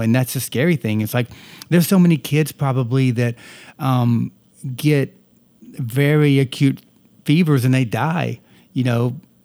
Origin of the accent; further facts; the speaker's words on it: the South, United States; accent: Southern; moved away; I am a Southerner and I tend to, uh, talk like a Southerner often